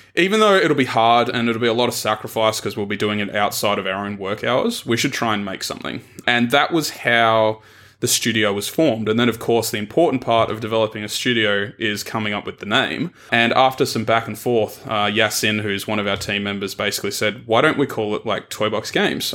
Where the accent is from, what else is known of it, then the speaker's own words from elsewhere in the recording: Tasmania, Australia; moved away as an adult; also born or lived in Melbourne; I grew up in Tasmania, which is a little triangle at the bottom of Australia